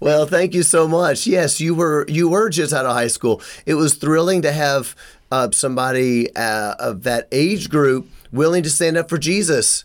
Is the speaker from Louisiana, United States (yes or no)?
no; Memphis, Tennessee, United States; I'm from Memphis